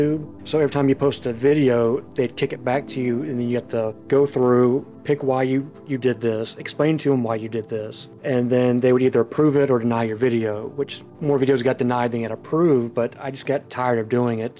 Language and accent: English; United States; I'm from the United States. I live on the east side of the United States